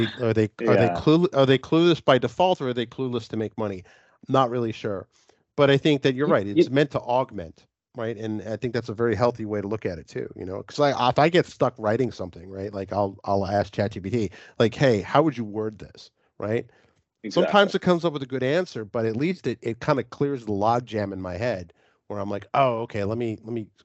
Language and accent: English; New York City, New York, United States; moved away as an adult; also born or lived in Europe / Washington DC / Richmond; now in Baltimore, United States; I grew up in New York City